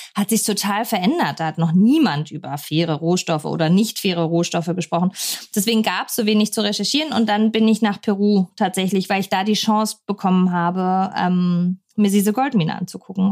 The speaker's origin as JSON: {"language": "German", "town": "Pforzheim", "region": "Baden-Württemberg", "country": "Germany", "tie": "born or raised there", "said": "Ich bin auch in Pforzheim geboren, der Goldstadt Deutschlands, mhm. steht auch immer noch auf dem Autobahnschild. ich sehr stolz drauf. nee, aber ähm, bin da eben groß geworden"}